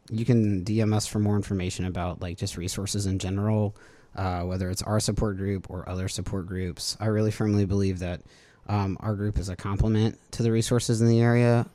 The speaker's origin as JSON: {"language": "English", "town": "Baton Rouge", "region": "Louisiana", "country": "United States", "tie": "born or raised there", "also_born_or_lived": "New Orleans", "said": "I'm from Louisiana in general. I grew up in Baton Rouge"}